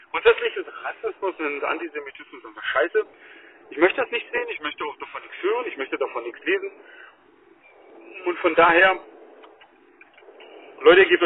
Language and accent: German; Germany; wir als Deutsche müssen halt bald offen sein